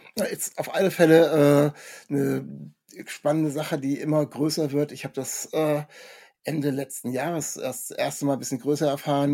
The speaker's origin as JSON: {"language": "German", "town": "Kassel", "region": "Hesse", "country": "Germany", "said": "ich komme aus Kassel oder Nähe Kassel"}